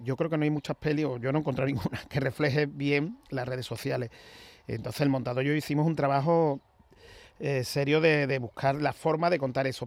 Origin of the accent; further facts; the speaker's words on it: Seville, Andalusia, Spain; yo soy sevillano, yo he vivido siempre en Sevilla